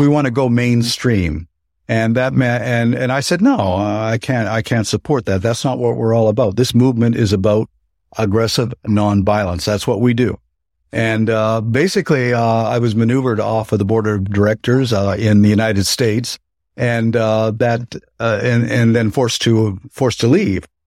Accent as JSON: {"language": "English", "country": "Canada", "moved": "yes", "said": "Canada, my home country"}